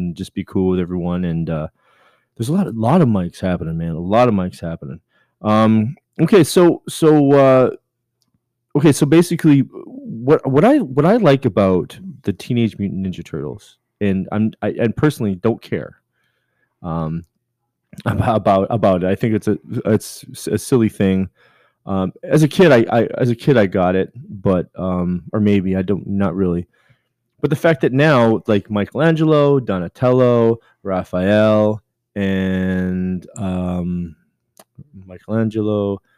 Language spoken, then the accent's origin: English; Canada; I'm Canadian.